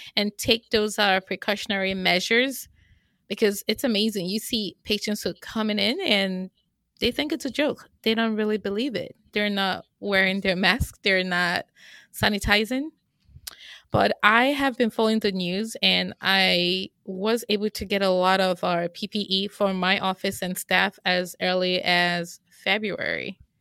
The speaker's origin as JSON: {"language": "English", "country": "Nigeria", "moved": "as an adult", "lives_now": "United States", "said": "I am originally from Nigeria"}